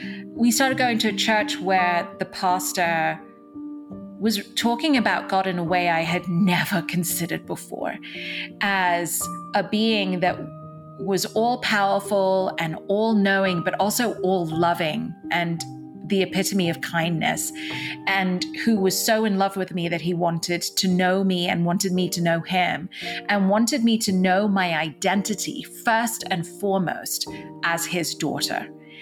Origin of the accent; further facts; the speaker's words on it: Dubai, United Arab Emirates; also born or lived in Mumbai, India; So I was born in India, in what's called Mumbai today, but will always be Bombay to me. I was born in India. I grew up in Dubai, in the Middle East, and I went to an English school there, which is why I still have a little bit of an accent.